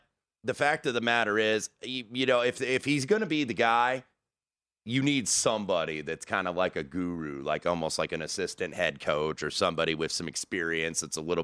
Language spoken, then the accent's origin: English; Indianapolis, Indiana, United States; I grew up in Indiana right by the Indianapolis Motor Speedway